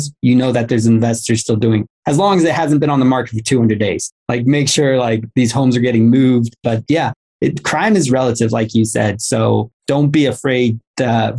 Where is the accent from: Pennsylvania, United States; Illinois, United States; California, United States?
California, United States; Los Angeles; I'm from Los Angeles